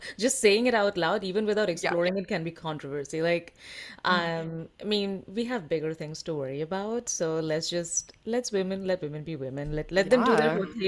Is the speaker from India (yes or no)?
yes; India; I am Indian